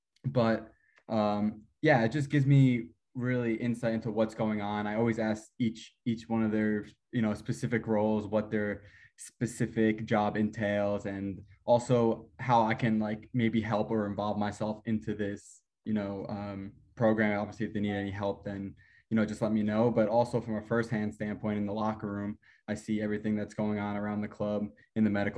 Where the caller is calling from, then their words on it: Atlanta, Georgia, United States; I'm right now in Atlanta, Georgia.